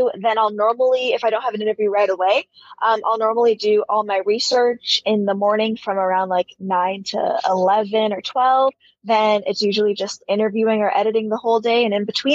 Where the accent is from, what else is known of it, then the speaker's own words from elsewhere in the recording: Toronto, Ontario, Canada; being Canadian. Yeah, here in Toronto